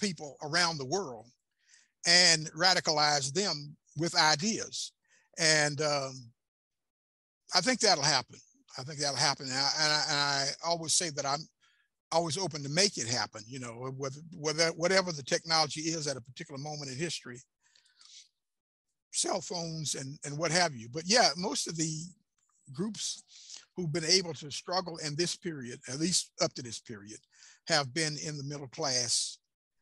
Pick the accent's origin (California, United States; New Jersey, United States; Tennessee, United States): Tennessee, United States; Chattanooga; the radio station I had in Chattanooga, my hometown